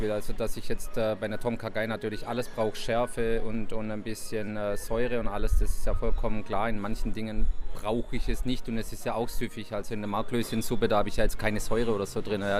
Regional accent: Baden-Württemberg, Germany; now in Hamburg, Germany; dass die Gäste hier in Hamburg ein kleines bisschen offener und gelassener sind, wie sie das jetzt äh, bei uns im Schwabenland waren.

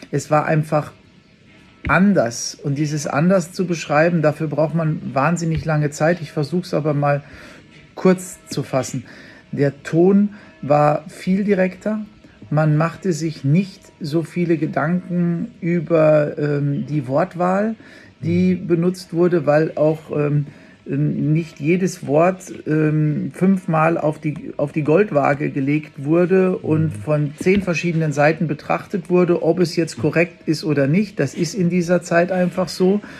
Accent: Bavaria, Germany; bei uns in Bayern sagt man ja die Semmeln oder die Brötchen

